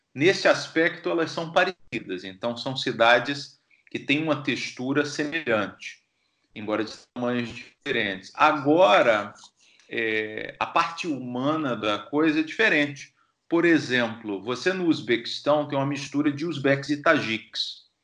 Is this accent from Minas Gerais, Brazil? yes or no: no; Feira de Santana, Bahia, Brazil; now in Stockholm, Sweden; eu saí de Feira de Santana, lá no Agreste